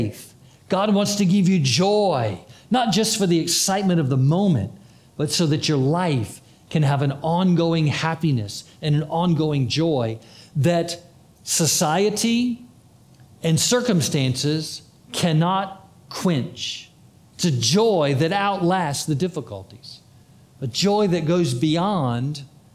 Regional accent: Florida, United States; I'm from Florida

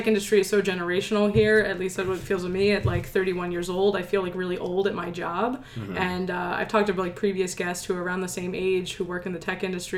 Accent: Atlantic City, New Jersey, United States; moved away as an adult; now in San Francisco, United States; I'm originally from Atlantic City

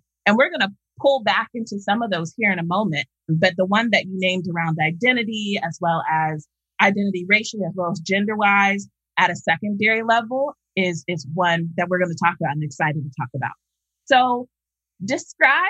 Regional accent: Columbus, Ohio, United States; I'm from Columbus, Ohio

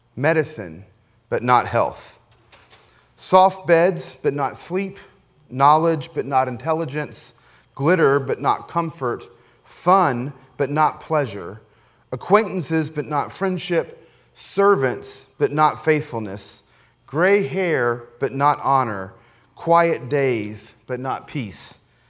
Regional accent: Appalachia, United States; I grew up, you know, as you know, as an Appalachian American, ki-, kind of in the hills

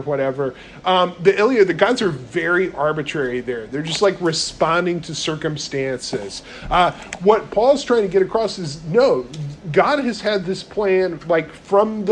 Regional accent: North Carolina, United States; I'm from North Carolina

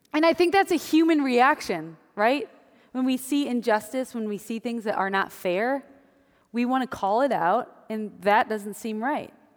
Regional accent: Wisconsin, United States; moved away; I grew up in Wisconsin

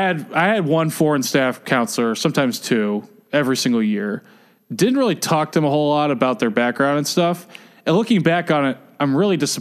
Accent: the South, United States; also born or lived in Midwest; now in Washington, DC, United States; I'm not from the East Coast. I'm from the South

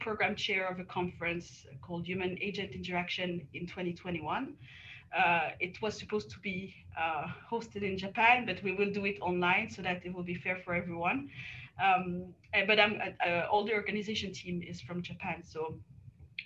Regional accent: the French Alps, France; moved away as an adult; also born or lived in Lausanne, Switzerland; now in Australia; I was born and raised in the Alps

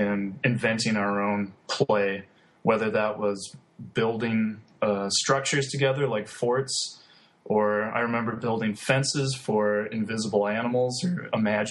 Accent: Pelican Rapids, Minnesota, United States; now in Lincoln, United States; I'm originally from Minnesota, and I grew up near the Red River Valley of the North on the North Dakota-Minnesota border. So being about 45 minutes from Fargo, North Dakota, small rural community called Pelican Rapids.

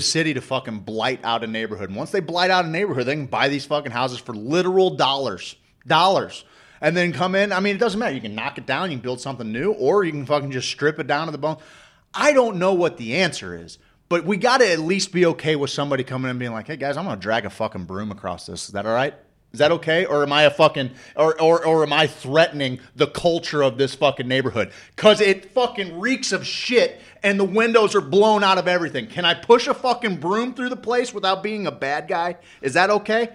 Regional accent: St. Louis, Missouri, United States; also born or lived in Springfield, Missouri; But I grew up in St. Louis. You know, I grew up in St. Louis

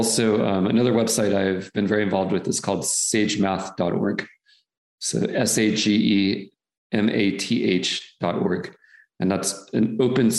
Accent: North Texas, United States; numerous ones in North Texas where I lived. So I grew up in that, you know, environment.

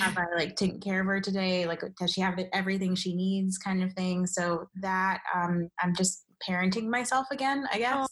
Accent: Nigeria; I'm Nigerian

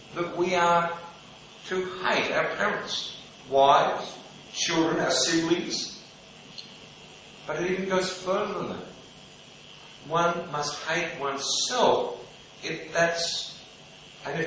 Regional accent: Melbourne, Victoria, Australia; growing up in Melbourne

